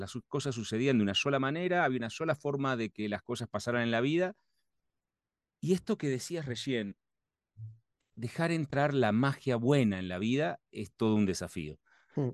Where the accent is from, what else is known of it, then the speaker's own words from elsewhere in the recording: Argentina; Soy argentino que me formé